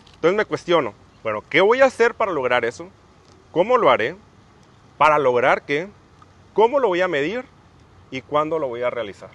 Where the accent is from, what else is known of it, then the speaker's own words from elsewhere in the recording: Mexicali, Baja California, Mexico; soy de Mexicali, Baja California